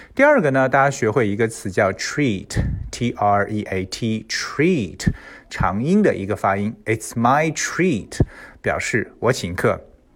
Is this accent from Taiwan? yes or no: no; China; 我们中国人吃饭的时候